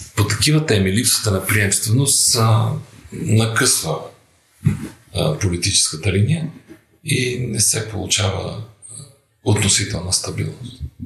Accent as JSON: {"language": "Bulgarian", "country": "Bulgaria", "said": "Аз съм българин"}